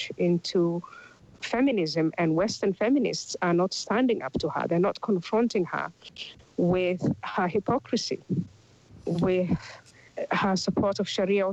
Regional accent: Somalia; moved away; I'm from Somalia originally

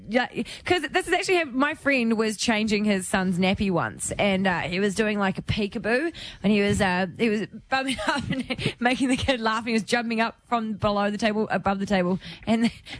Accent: New Zealand; Oh, sorry, Jono's come out. … from New Zealand, I'm sorry.

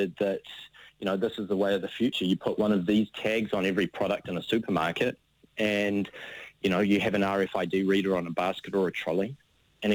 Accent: New Zealand; moved away as an adult; I'm a Kiwi, and I've always wanted to come home.

